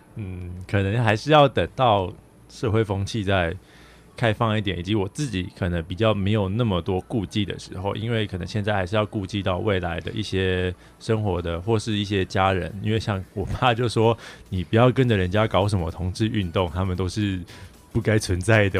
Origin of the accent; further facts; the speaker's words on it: Taichung, Taiwan; moved away as an adult; now in Taipei, Taiwan; 我是台中人，现在在台北读大学当中